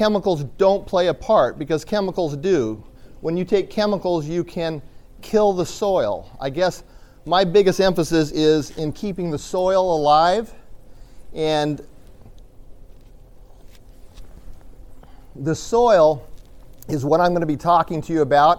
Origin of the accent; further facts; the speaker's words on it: Eastern Washington, United States; I am from Washington State, and I am from the dry side of Washington. So I'm from Eastern Washington